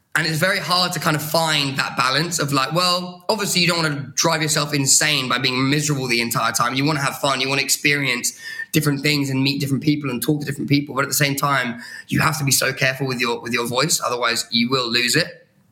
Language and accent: English; Brighton, South East England, United Kingdom; moved away as an adult; now in London, United Kingdom; fresh out of Brighton, my, my hometown in the UK